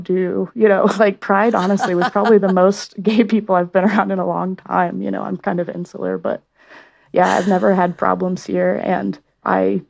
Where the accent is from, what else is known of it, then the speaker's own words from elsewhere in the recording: Oklahoma, United States; now in Salt Lake City, United States; I'm from Oklahoma.